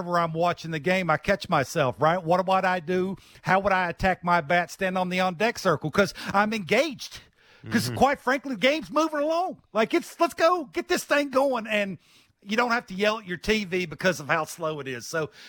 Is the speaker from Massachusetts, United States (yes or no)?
no; Virginia, United States; I grew up in Virginia